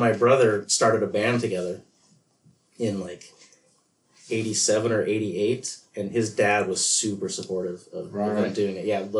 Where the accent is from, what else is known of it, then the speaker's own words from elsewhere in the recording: Chula Vista, California, United States; I grew up in Chula Vista, which is just south of San Diego.